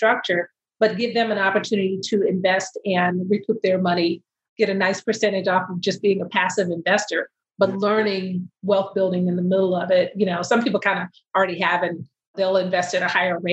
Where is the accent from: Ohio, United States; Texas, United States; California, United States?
Texas, United States; Austin; born and raised in Austin, Texas, and all my family's in Dallas